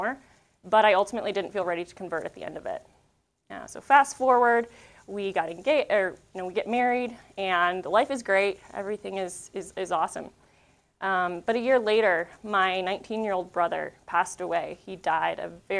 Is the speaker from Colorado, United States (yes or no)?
yes; Northeast Colorado, United States; I grew up in Northeast Colorado